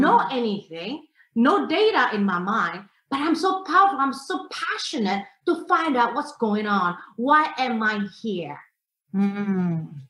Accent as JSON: {"language": "English", "country": "Indonesia", "tie": "born or raised there", "said": "I am from Indonesia"}